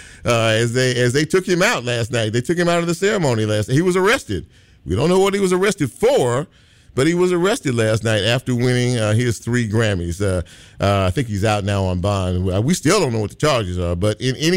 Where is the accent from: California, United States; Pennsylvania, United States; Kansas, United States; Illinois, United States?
California, United States; Los Angeles; now in Memphis, United States; in California, my home state in particular, in Los Angeles